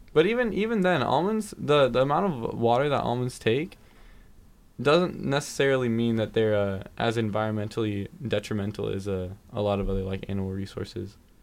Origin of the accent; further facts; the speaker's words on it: California, United States; I'm from California